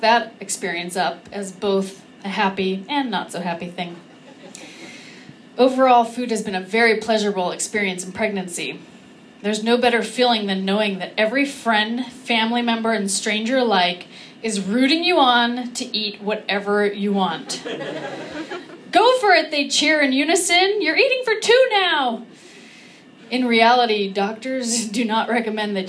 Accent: California, United States; I'm from California

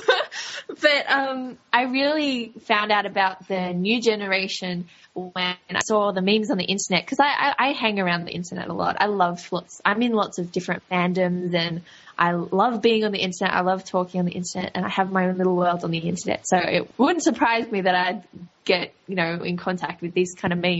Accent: Australia; accent: Australian; I'm Australian

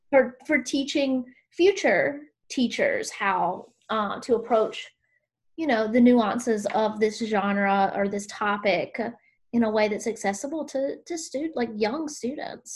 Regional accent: South Carolina, United States; growing up in South Carolina

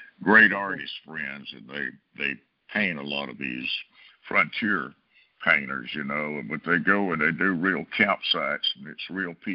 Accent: Brewton, Alabama, United States; moved away; Bruton, my hometown

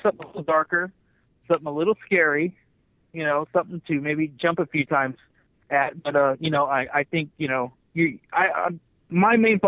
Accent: Kerman, California, United States; my hometown of Kerman, California. And I grew up there. I went to high school there

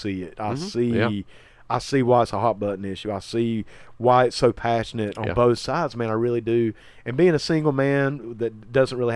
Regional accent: Lincolnton, North Carolina, United States; Lincolnton, North Carolina

